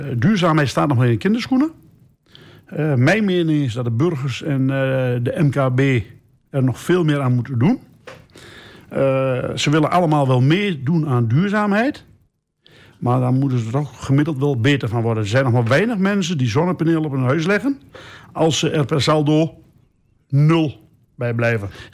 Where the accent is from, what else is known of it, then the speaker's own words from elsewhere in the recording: Geesteren, Overijssel, Netherlands; we zijn geboren in Geesteren